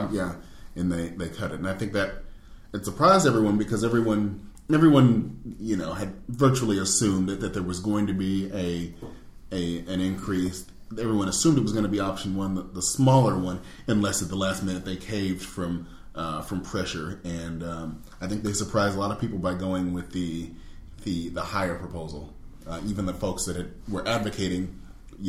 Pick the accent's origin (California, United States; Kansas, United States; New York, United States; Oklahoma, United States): Oklahoma, United States; Oklahoma City; also born or lived in Houston / Cincinnati; now in Boston, United States; I'm from Oklahoma City, by way of Houston and Cincinnati